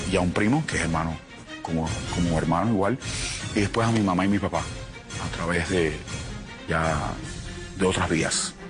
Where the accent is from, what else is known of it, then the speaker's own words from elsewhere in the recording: Cuba; moved away as an adult; also born or lived in Miami / Colombia; al no tener mi país, eh, Cuba